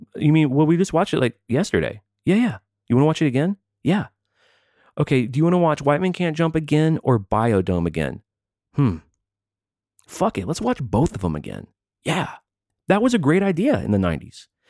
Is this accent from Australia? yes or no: no; American South, United States; I was ra- born and raised in the American South